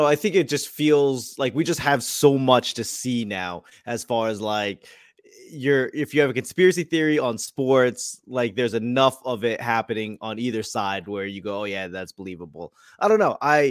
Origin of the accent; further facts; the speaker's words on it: Boston, Massachusetts, United States; But I grew up in Boston in the 80s.